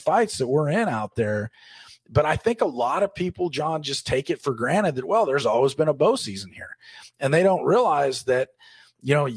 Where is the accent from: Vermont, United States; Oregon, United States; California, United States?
Oregon, United States; my home state of Oregon